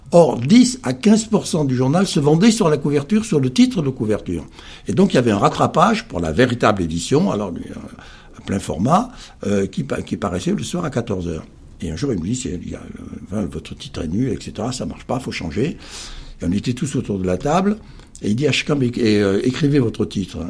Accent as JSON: {"language": "French", "town": "Perpignan", "region": "Occitania", "country": "France", "tie": "born or raised there", "moved": "yes", "said": "arrivé à Perpignan trois ans après, car je suis fils du Sud avant d'être fils de pub. Ma grande chance a été de vivre à 30 km de l'Espagne, au soleil, la mer."}